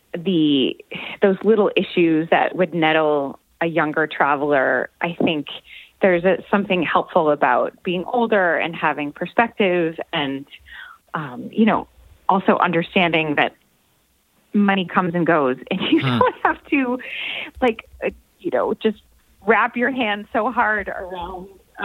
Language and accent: English; Buffalo, New York, United States; moved away; Buffalo is my hometown